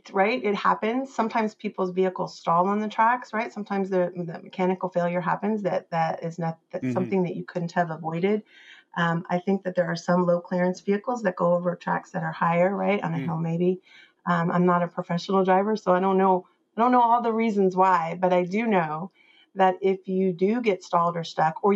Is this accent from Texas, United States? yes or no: yes; Texas, United States; I'm from Texas